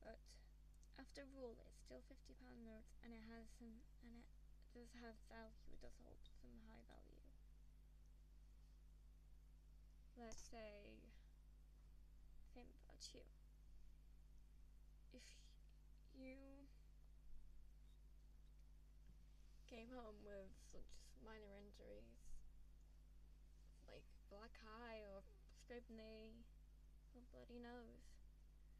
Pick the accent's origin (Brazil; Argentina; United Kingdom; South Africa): United Kingdom; England; I'm from England